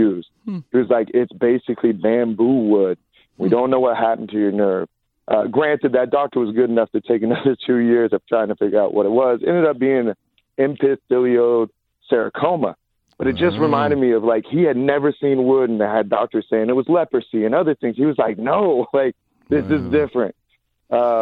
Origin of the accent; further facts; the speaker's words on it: Eureka, California, United States; now in Los Angeles, United States; I'm from Humboldt County, so wow. Eureka